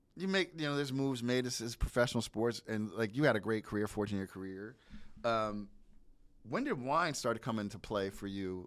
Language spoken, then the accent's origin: English; New Jersey, United States; I'm from New Jersey